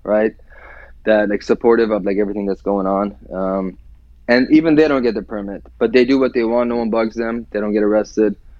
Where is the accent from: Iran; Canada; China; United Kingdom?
Iran; now in United States; growing up in Iran